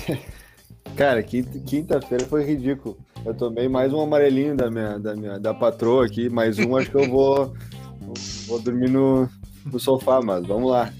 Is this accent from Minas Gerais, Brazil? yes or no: no; Caxias do Sul, Rio Grande do Sul, Brazil; moved away; eu sou lá de Caxias